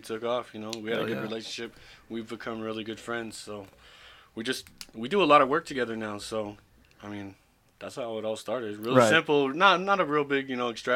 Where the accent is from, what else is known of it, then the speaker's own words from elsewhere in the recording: Buhl, Idaho, United States; moved away as an adult; now in Nevada, United States; I'm originally from Idaho. I graduated in Buell, that big old town.